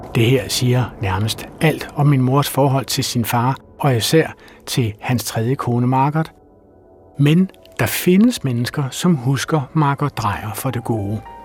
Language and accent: Danish; Frederiksberg, Capital Region of Denmark, Denmark; mit barndomshjem på Frederiksberg